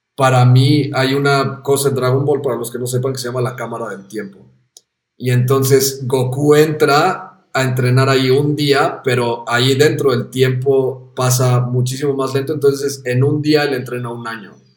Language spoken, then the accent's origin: Spanish; Mexico; moved away as an adult; also born or lived in Amsterdam; siendo mexicano